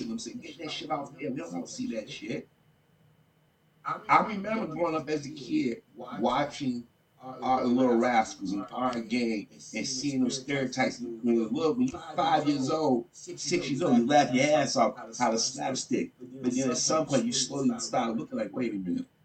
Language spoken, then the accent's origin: English; Chicago, Illinois, United States; I grew up in Chicago.